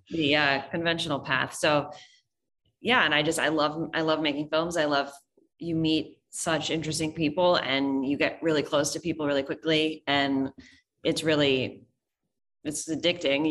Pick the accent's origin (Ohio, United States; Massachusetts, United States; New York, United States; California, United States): New York, United States; New York City; I'm from New York City, so, um, a New York native